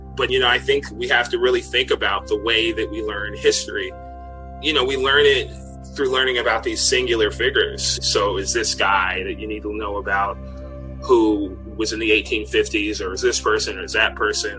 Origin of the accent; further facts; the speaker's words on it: Washington, District of Columbia, United States; I grew up in Washington, D.C., and everybody called it Chocolate City when I was growing up